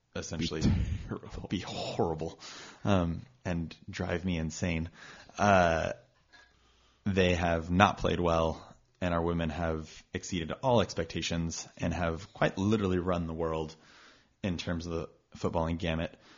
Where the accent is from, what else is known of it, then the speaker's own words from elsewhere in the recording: Austin, Texas, United States; also born or lived in Dallas, Texas; I grew up in Texas. Uh, I was born in Dallas, raised in Austin